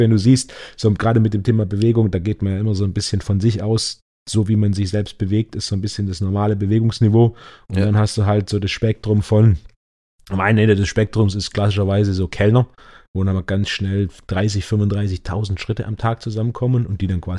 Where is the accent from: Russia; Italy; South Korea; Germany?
Germany; Stuttgart, Baden-Württemberg; gerade hier als Stuttgarter auch mit dem Verkehr